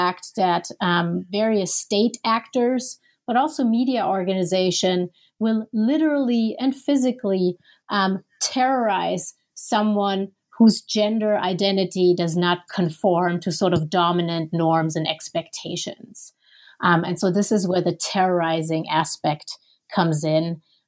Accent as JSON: {"language": "English", "country": "Germany", "second_language": "English", "lives_now": "Minneapolis, United States", "said": "And so I'm originally from Germany."}